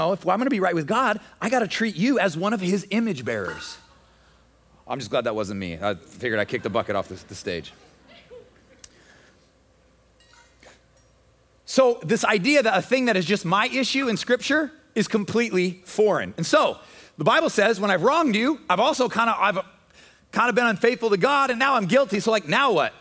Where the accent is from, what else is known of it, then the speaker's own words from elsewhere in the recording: United States; as American Christians